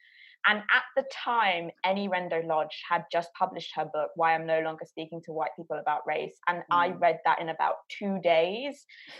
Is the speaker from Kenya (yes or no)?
no; London, United Kingdom; even as a woman of a colour, I have to acknowledge my, you know, the privilege that I have being born in London at a time like this.